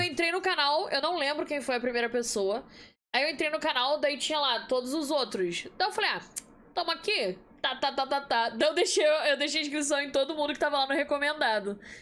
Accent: Nilópolis, Rio de Janeiro, Brazil; Fluminense de Nilópolis

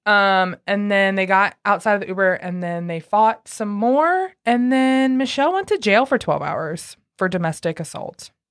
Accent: Granite City, Illinois, United States; now in Nashville, United States; we're from Granite City

